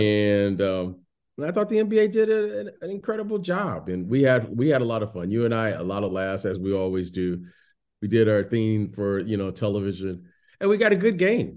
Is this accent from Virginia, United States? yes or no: no; Detroit, Michigan, United States; moved away as an adult; also born or lived in Chicago; I was born in Detroit